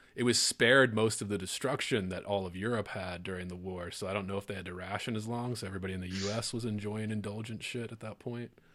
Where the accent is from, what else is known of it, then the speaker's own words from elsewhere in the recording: Maryland, United States; also born or lived in Louisiana; I grew up in Maryland here in the U, in the States